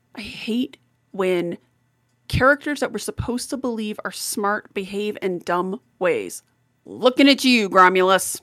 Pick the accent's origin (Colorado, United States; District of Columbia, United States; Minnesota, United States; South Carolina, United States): Colorado, United States; I'm the little Colorado mountain girl